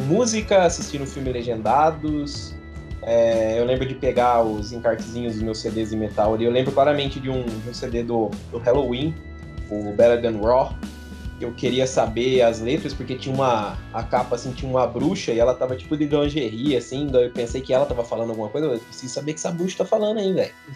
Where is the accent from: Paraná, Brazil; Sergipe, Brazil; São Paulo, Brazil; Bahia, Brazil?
São Paulo, Brazil; Leme; Eu mal saí de Leme, eu sou um menino que os pés fincados na terra